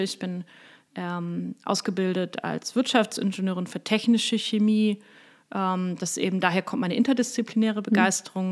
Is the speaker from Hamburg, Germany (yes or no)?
yes; Hamburg, Germany; moved away; also born or lived in Bernkastel-Kues / Koblenz; Ich komme aus Hamburg, ich bin in einer mittelständischen Familie aufgewachsen